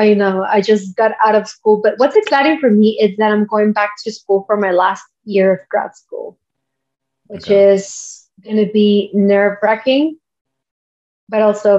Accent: Mexico; now in El Paso, United States; I'm from Mexico, but I live here in El Paso, and I've been living here for the past 12 years.

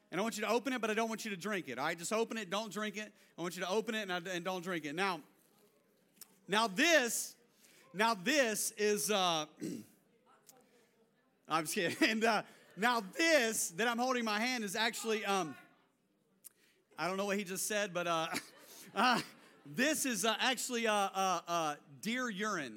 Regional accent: North Carolina, United States; I grew up in North Carolina

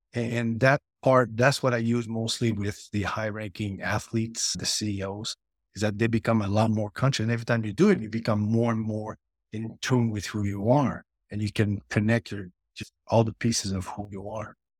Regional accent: near Montreal, Quebec, Canada; I grew up in, near Montreal, Canada

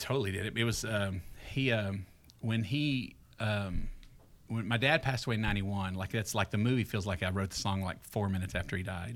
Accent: Greenville, Texas, United States; moved away as an adult; now in Franklin, United States; I grew up in Greenville, Texas, about forty-eight miles northeast of Dallas.

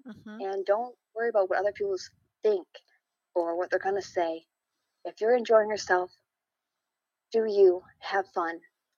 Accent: New York, United States; Actually in upstate New York.

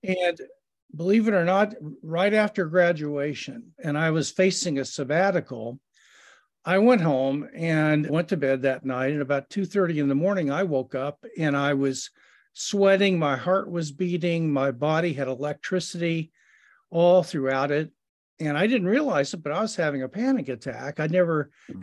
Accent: Kansas City, Missouri, United States; I was born in Kansas City, Missouri

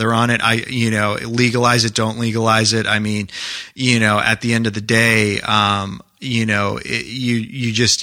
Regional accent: New Hampshire, United States; moved away; I grew up in New Hampshire, so I grew up skiing and sledding

